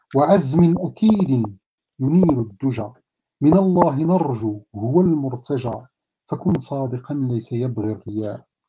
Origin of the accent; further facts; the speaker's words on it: Morocco; عندنا في المغرب